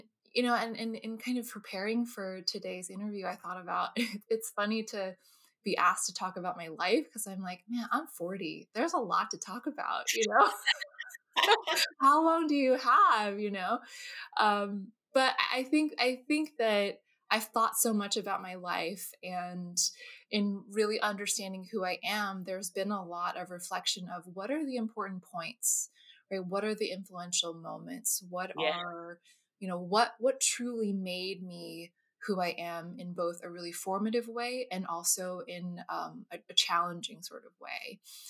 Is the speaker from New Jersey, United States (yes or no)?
yes; New Jersey, United States; also born or lived in California; So I'm originally from, I was born in California, actually, the Bay Area, but I moved to New Jersey when I was two. So I grew up in New Jersey, East Coast native.